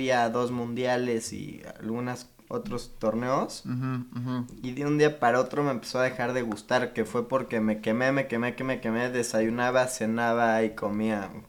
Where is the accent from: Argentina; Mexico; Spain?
Mexico; Cuernavaca, Morelos; Tengo 21 años. De hecho, nací en Cuernavaca, probablemente esto no lo sabías.